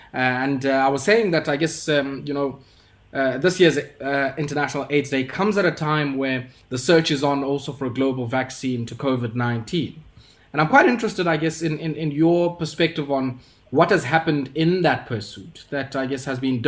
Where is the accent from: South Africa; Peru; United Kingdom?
South Africa; as somebody who has worked in this space as a South African, on our universal treatment program as a country